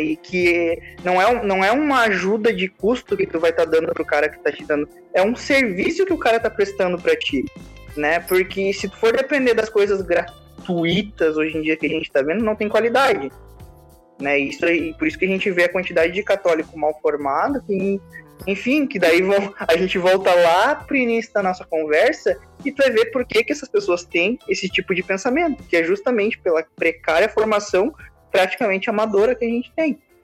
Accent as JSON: {"language": "Portuguese", "town": "Santana do Livramento", "region": "Rio Grande do Sul", "country": "Brazil", "said": "eu sou de Santana, lateral de Santana do Livramento"}